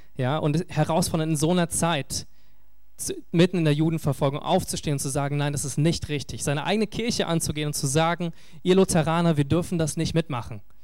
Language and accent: German; Berlin, Germany; als Berliner